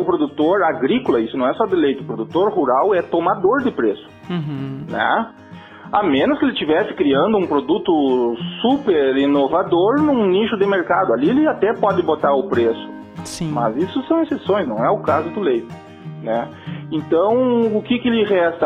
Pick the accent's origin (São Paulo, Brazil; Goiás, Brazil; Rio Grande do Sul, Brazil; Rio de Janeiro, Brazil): Rio Grande do Sul, Brazil; accent: gaúcho; Um sotaque gaúcho